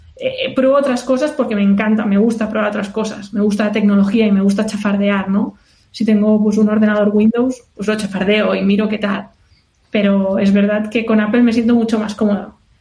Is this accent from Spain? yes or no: yes; Barcelona, Catalonia, Spain; moved away as an adult; also born or lived in Indiana, United States / California, United States; ahora soy de Barcelona y ahora estoy en Barcelona.